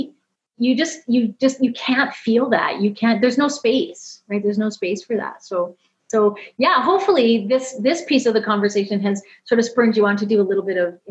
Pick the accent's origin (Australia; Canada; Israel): Canada; I'm Canadian.